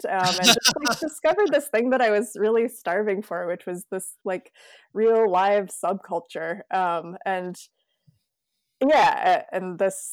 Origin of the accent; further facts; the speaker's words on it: Grand Rapids, Michigan, United States; now in Twin Cities, United States; I grew up in Grand Rapids, Michigan